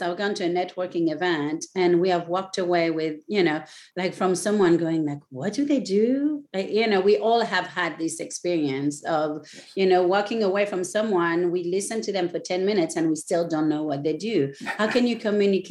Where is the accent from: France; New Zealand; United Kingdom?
France; also born or lived in Raleigh, North Carolina; now in Ocean Isle Beach, United States; I was born in France, and by the water